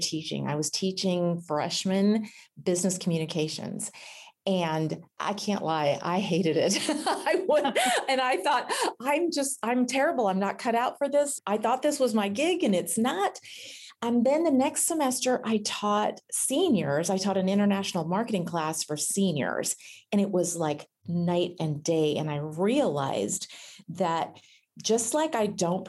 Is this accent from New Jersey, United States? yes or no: no; Northern California, United States; Growing up in Northern California, we always went up to the Redwoods